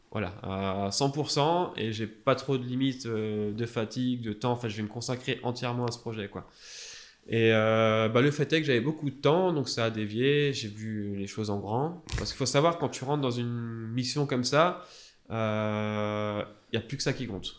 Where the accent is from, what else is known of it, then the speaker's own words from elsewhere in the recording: Alsace, Grand Est, France; moved away as an adult; moi, je suis originaire d'Alsace